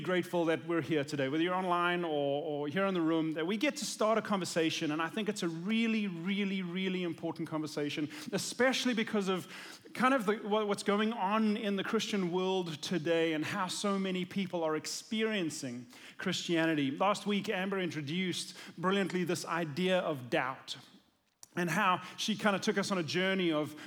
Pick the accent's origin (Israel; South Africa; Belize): South Africa; moved away; I'm from South Africa